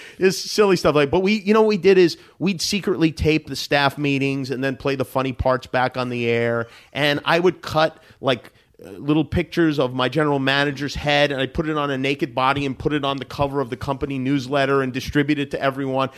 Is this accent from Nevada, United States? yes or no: yes; Las Vegas, Nevada, United States; moved away as an adult; also born or lived in Brooklyn, New York; now in Los Angeles, United States; My family's from Brooklyn originally. When, uh, when I was nine, we moved to Las Vegas